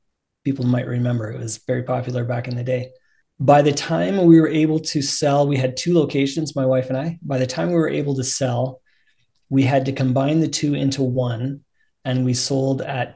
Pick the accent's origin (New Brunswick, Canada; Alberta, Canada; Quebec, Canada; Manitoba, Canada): Alberta, Canada; we came back out to Alberta. And I love Alberta. I grew up here